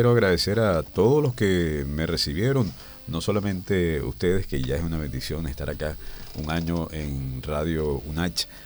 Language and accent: Spanish; Venezuela; moved away as an adult; now in Chile; soy venezolano, este, de buena cepa